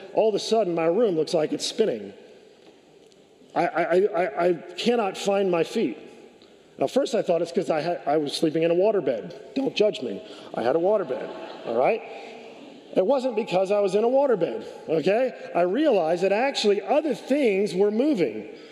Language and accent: English; California, United States; I grew up in California.